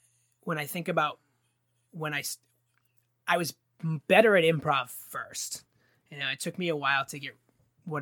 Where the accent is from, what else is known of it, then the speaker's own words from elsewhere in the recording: West Springfield, Massachusetts, United States; moved away as an adult; now in Boston, United States; I grew up in West Springfield